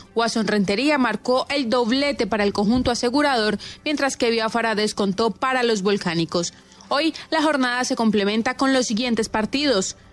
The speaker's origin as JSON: {"language": "Spanish", "town": "Cúcuta", "region": "Norte de Santander", "country": "Colombia", "moved": "yes", "lives_now": "Punto Fijo, Venezuela", "said": "soy de Cúcuta, pero hace muchos años migré para allá, para Venezuela"}